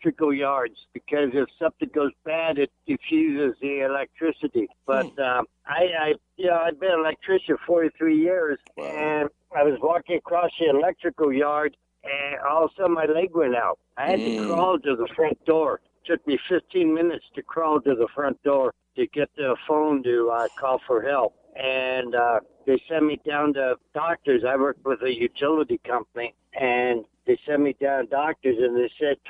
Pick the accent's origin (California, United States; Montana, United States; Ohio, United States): California, United States; Santa Clarita; In the valley in San Clarita.